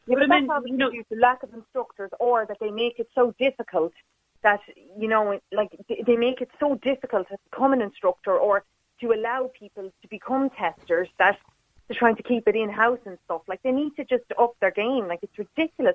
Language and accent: English; Mayo, Connacht, Ireland; now in Dublin, Ireland; I'm in Dublin, but I'm from Mayo.